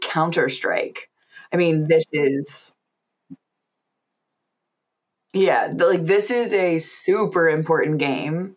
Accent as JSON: {"language": "English", "country": "United States", "said": "I'm from the States, so we say Call of Duty."}